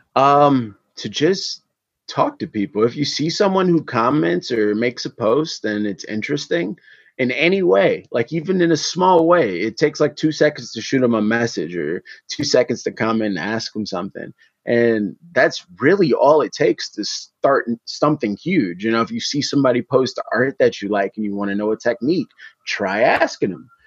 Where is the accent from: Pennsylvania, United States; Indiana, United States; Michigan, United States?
Michigan, United States; Detroit; I am an artist from Detroit, Michigan